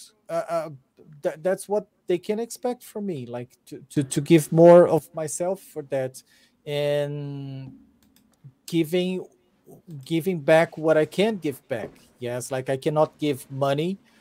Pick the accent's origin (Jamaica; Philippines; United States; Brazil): Brazil; English is a second language